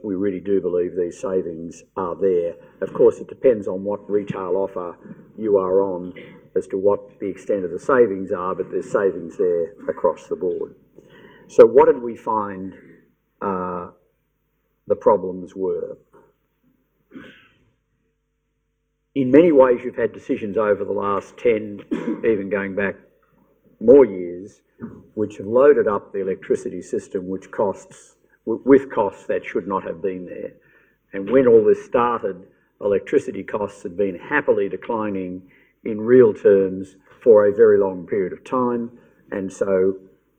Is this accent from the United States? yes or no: no; Victoria, Australia; I'm in Victoria, it's my home state